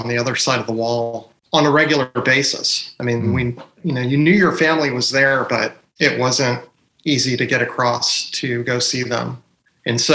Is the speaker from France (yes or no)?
no; Germany; I was born and raised in West Germany